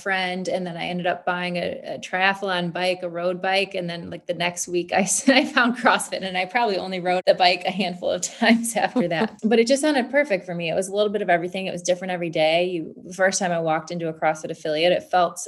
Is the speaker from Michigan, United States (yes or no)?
yes; Michigan, United States; I grew up in Michigan